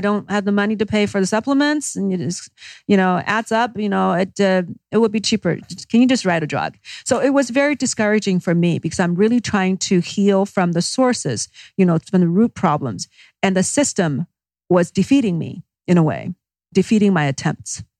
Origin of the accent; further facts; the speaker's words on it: Beijing, China; moved away as an adult; I actually grew up in China. Uh, first, my first twenty years was in Beijing.